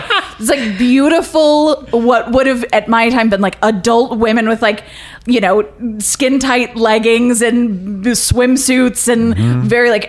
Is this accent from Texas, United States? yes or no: yes; Texas, United States; I'm from Texas